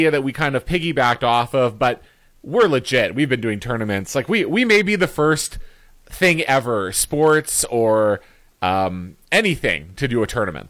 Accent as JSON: {"language": "English", "town": "Winnipeg", "region": "Manitoba", "country": "Canada", "moved": "yes", "said": "I'm of course from Winnipeg, and I was back over the holidays."}